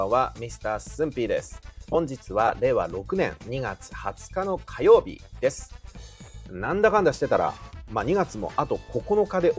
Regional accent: Shizuoka, Japan; accent: Shizuoka dialect; ところが私たちダモンデ県民はですね、靴と発音します。

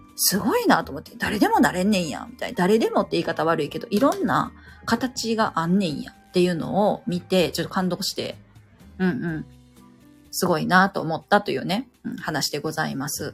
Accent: Kansai, Japan; 関西 人やから、関西弁っていうのを聞くと、なんかね、楽しい

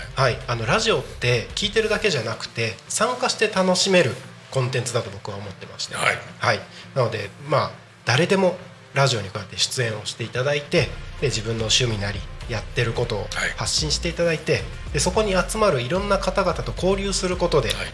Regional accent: Takko, Aomori, Japan; moved away; 僕の生まれ育った青森県田子町

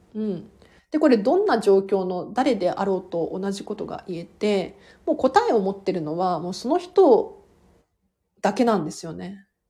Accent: Tokyo, Japan; 都内から都内なんで

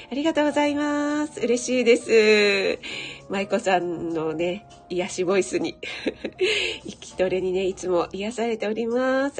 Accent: Kanto, Japan; 雪に慣れない軟弱な関東人

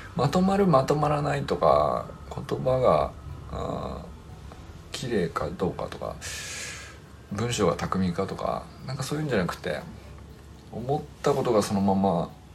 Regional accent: Niigata, Japan; 僕新潟出身

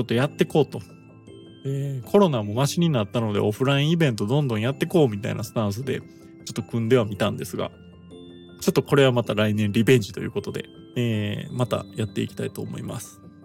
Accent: Kansai, Japan; 僕自身関西出身です

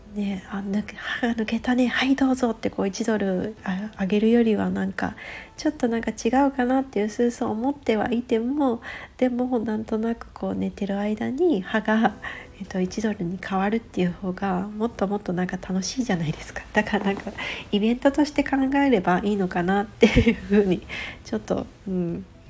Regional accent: Japan; now in West Coast, United States; 私自身田舎で育っている

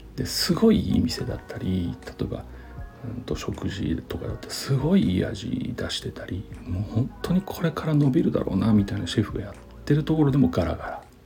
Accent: Nagoya, Aichi, Japan; 僕ちなみにあの生粋の名古屋人

